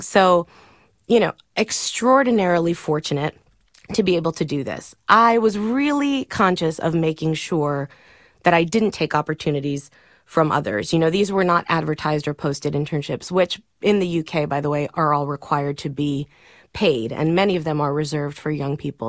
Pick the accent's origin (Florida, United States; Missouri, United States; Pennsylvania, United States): Florida, United States; Miami; moved away; I grew up in Miami. My dad was a Cuban immigrant